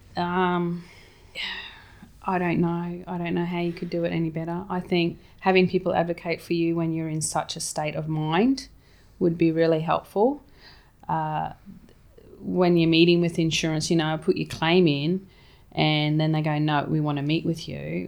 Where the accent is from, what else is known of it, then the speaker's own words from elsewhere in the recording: Townsville, Queensland, Australia; moved away as an adult; also born or lived in England / Sydney; I grew up in Townsville, um, and we always had property over in, um, Harvey's Range